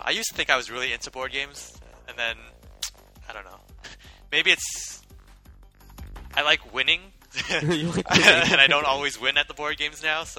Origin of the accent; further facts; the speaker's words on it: Vancouver, British Columbia, Canada; also born or lived in Malaysia; I was born in Vancouver, and then I moved to Malaysia when I was in grade 3.